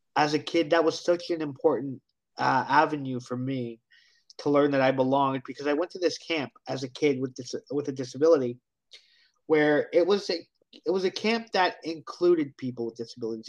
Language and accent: English; Hamilton, Ontario, Canada; I am from Hamilton, Ontario, Canada.